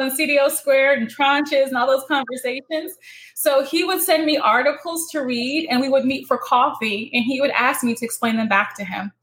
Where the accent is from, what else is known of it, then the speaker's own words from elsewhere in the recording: Northeast, United States; I'm from the Northeast and I can speak really quickly.